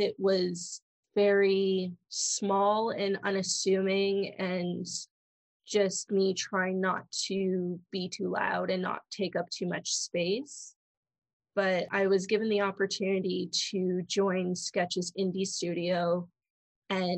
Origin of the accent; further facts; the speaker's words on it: Toronto, Ontario, Canada; Born and raised in Toronto.